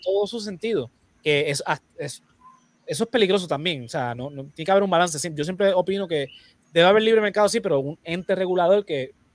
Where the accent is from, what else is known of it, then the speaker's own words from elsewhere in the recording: Puerto Rico; por más que seamos colonia, nosotros somos latinoamericanos